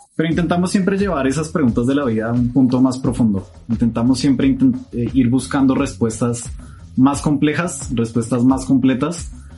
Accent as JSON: {"language": "Spanish", "region": "Bogotá", "country": "Colombia", "said": "Somos de Bogotá, Colombia."}